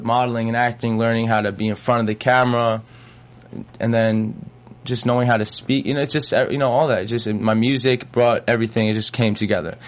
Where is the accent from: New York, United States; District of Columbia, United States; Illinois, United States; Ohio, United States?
New York, United States; Long Island; moved away as an adult; also born or lived in Los Angeles, United States; now in Atlanta, United States; I grew up in New York